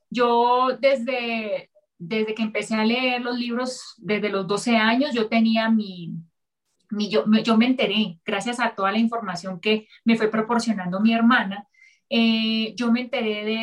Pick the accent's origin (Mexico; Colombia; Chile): Colombia; Sí, soy colombiana.